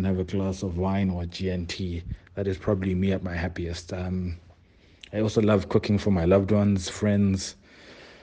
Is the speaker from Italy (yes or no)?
no; Ilita, Eastern Cape, South Africa; moved away as an adult; now in Johannesburg, South Africa; I'm originally from the Eastern Cape. I'm from a township called Ilita in the Eastern Cape. It's still home currently, and it's where my mother is. I was raised by my mother